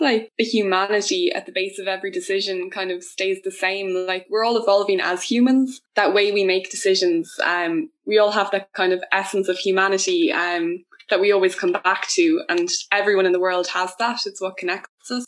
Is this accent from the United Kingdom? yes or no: no; Wexford, Leinster, Ireland; I'm from Wexford in the southeast of Ireland